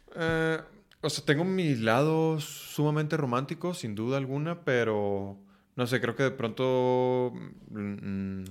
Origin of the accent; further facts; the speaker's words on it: northern Mexico, Mexico; así crecí, ¿no? Como hombre mexicano, norteño